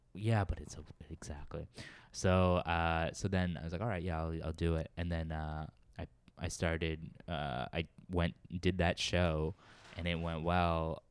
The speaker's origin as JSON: {"language": "English", "town": "Worcester", "region": "Massachusetts", "country": "United States", "tie": "born or raised there", "moved": "as an adult", "lives_now": "New York, United States", "said": "I grew up in Central Mass, Worcester, Massachusetts"}